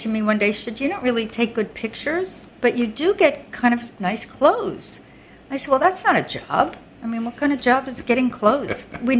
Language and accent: English; Roslyn, New York, United States; now in New York City, United States; Well, I grew up on Long Island, which is about, my home was in a town called Roslyn, small town.